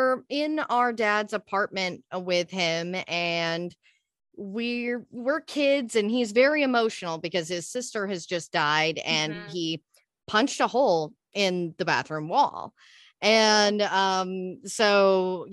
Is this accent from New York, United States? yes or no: no; Texas, United States; moved away as an adult; now in Los Angeles, United States; I'm originally from Texas. I was out there for most of my life till I was like 25, moved